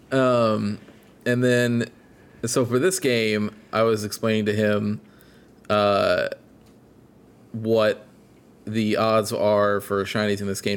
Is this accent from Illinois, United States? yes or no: yes; Illinois, United States; moved away; my hometown where I grew up in Illinois